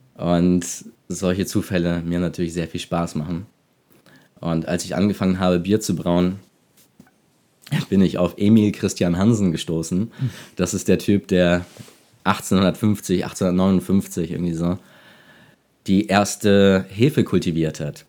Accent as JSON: {"language": "German", "region": "Hamburg", "country": "Germany", "moved": "as an adult", "lives_now": "Detmold, Germany", "said": "Ich komme aus Hamburg, habe dort Design studiert"}